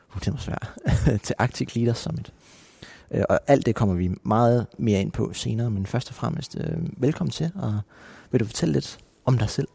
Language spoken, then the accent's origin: Danish; Nuuk, Greenland; jeg er født og opvokset i hovedstaden Nuuk